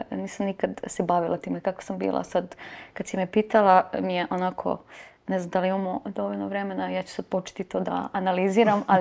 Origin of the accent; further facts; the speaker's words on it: Vranje, Pčinja District, Serbia; also born or lived in North Macedonia; tata mi je E, iz Vranja i mi smo rođeni zapravo u Vranju, ali to je sve to južna